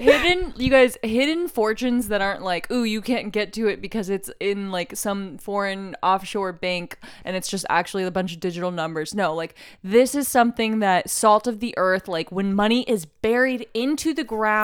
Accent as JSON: {"language": "English", "town": "Oklahoma City", "region": "Oklahoma", "country": "United States", "moved": "as an adult", "lives_now": "California, United States", "said": "I'm from Oklahoma City"}